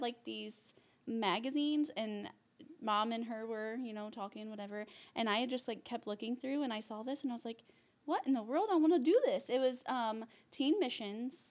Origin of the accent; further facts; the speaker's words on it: Huntington, United States; also born or lived in Ohio; we're from Huntington, but then we moved to Ohio for a little